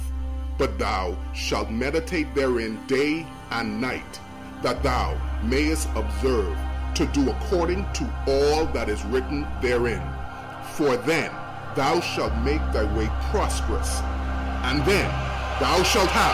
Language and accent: English; Nassau, New Providence, Bahamas; I was born in the beautiful islands of the Bahamas that has 700 islands. And so it's just been great living here and growing up here.